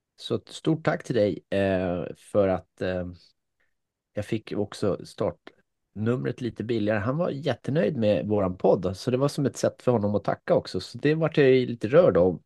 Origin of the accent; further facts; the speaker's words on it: Finland; now in Sweden; ja, jag är född i Finland, eh, ja. men jag är svensk medborgare sedan 45 år.